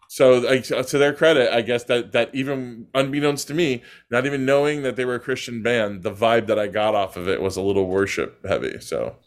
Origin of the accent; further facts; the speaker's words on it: New York, United States; the Italian neighborhood I grew up in now is all Russian and Chinese